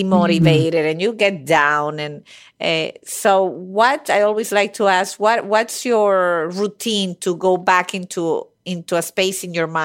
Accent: Venezuela; now in United States; I was raised in Venezuela where we had coup d'etats

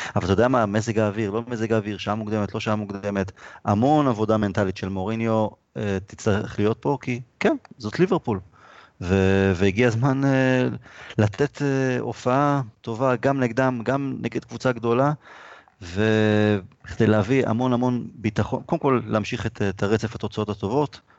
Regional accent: Rishon LeZion, Central District, Israel; גדלתי בראשון

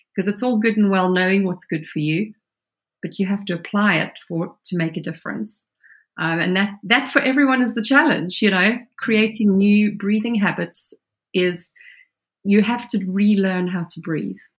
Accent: South Africa; now in United Kingdom; I grew up as a child in South Africa

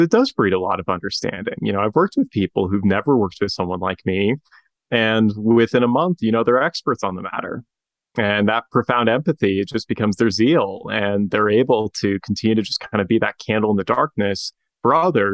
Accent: Spokane, Washington, United States; my hometown, Spokane, Washington

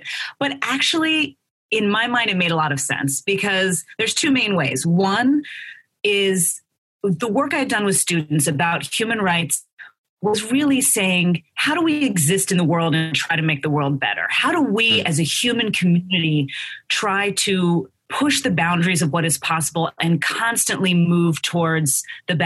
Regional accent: Philadelphia, Pennsylvania, United States; growing up in Philadelphia in a politically active, socially active family and neighborhood

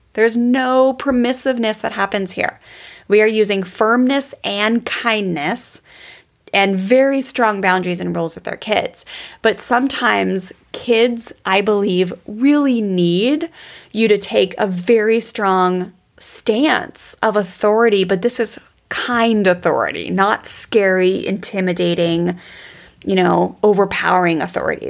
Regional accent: Columbia, Maryland, United States; there was a cookie place in the Columbia Mall where I grew up in Maryland

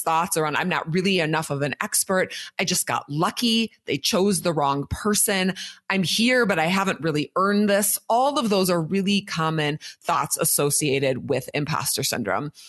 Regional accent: Minnesota, United States; I am from Minnesota

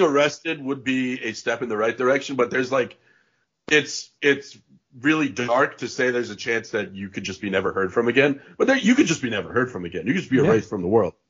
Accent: Connecticut, United States; I grew up in Connecticut

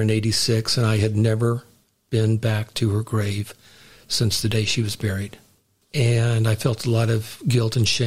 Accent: Houston, Texas, United States; moved away; Houston, my hometown, where my parents are buried

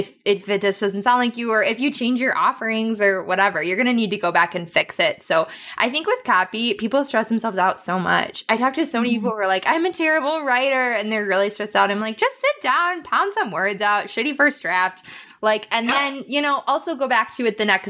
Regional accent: Wisconsin, United States; I'm from Wisconsin

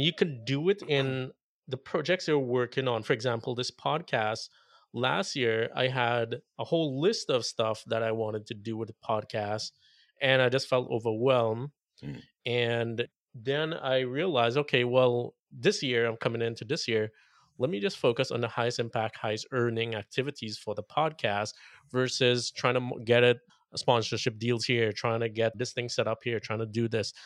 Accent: Trinidad & Tobago; now in Las Vegas, United States; I spent a month in Trinidad, mm. and if listeners don't know, that's where I grew up

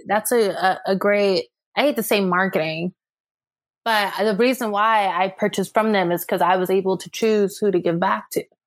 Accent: California, United States; moved away; I'm a Californian at heart, and we don't really sugarcoat stuff. So, No, by heart, I was raised there

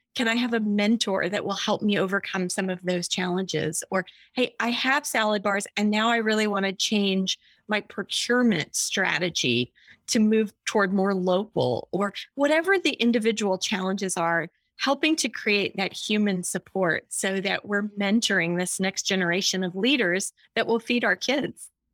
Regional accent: Austin, Texas, United States; I'm from Austin, Texas

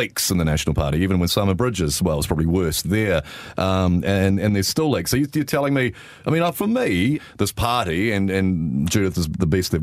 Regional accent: Bay of Plenty, New Zealand; I grew up in the Bay of Plenty

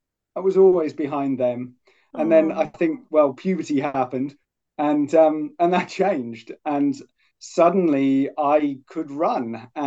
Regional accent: Poole, South West England, United Kingdom; born or raised there; moved away as an adult; also born or lived in Cumbria / Sheffield; now in Hobart, Australia

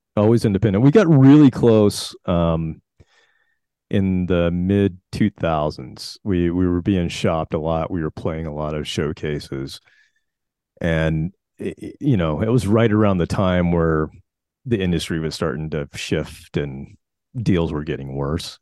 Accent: South Carolina, United States; I grew up in South Carolina, and, um, in my little town, it was like, uh, about thirty minutes from Charlotte, North Carolina

